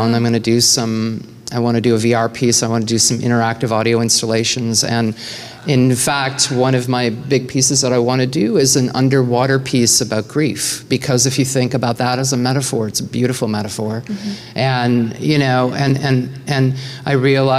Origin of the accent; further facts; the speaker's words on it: Nova Scotia, Canada; from a tiny town in Nova Scotia